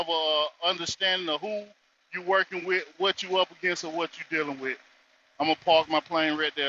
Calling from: North Carolina, United States; I'm coming from the North Carolina territory, and honors to all the family for the wisdom of the ancestors.

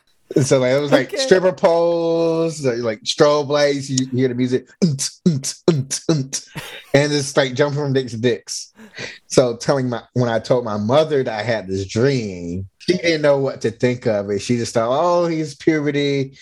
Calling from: Alameda, California, United States; I'm logging in from Alameda, California, from my apartment.

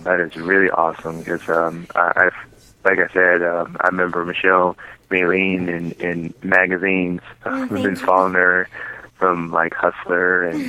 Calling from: Illinois, United States; Hey, what's up, James? … from Illinois.

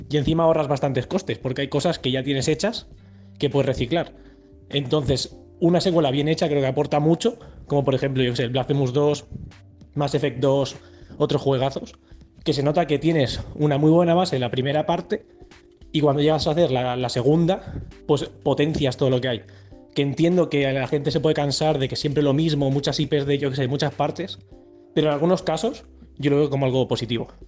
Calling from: Alicante, Valencian Community, Spain; de Alicante

